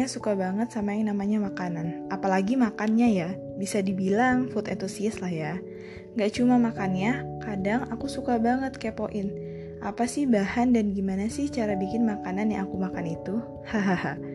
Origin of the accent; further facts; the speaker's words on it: Bandar Lampung, Lampung, Indonesia; Aku berasal dari Lampung. Yap, tepatnya di kota Bandar Lampung.